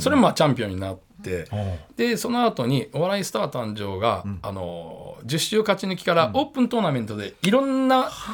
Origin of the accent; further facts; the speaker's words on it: Kyoto, Japan; moved away; 地元京都なんで